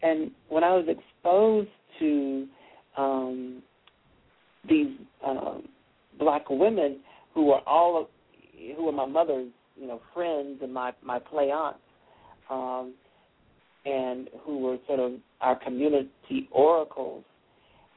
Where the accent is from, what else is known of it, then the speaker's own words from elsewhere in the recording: Hickory, North Carolina, United States; moved away; I'm the first African-American born in Hickory to earn a PhD